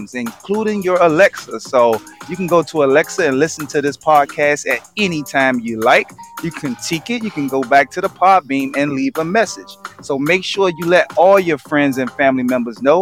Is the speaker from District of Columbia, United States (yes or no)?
yes; Washington, District of Columbia, United States; I am born and raised in Washington, D.C.